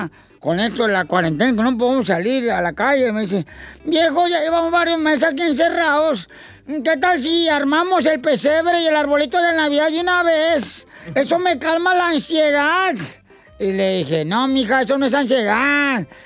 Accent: Italy; Spanish is a second language; yo, pues, eh, yo también soy italiana.

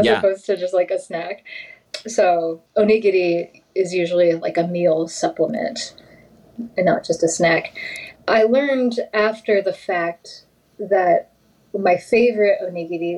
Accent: United States; I'm very American

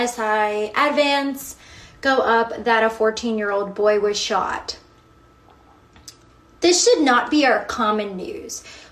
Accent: New York City, New York, United States; moved away; I am born and raised in New York City.

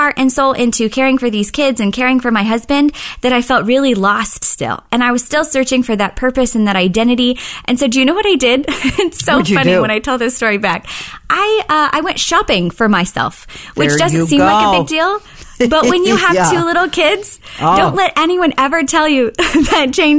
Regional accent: Oklahoma City, Oklahoma, United States; I actually grew up in Oklahoma City

